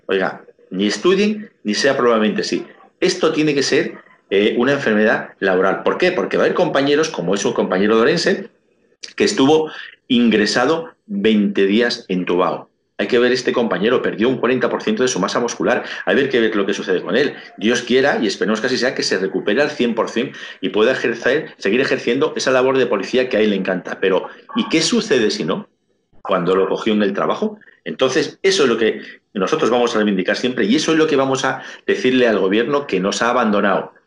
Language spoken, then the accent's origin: Spanish; Spain; soy español